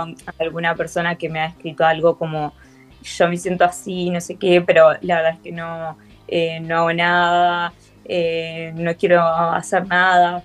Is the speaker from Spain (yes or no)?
no; Uruguay; soy uruguaya, soy uruguaya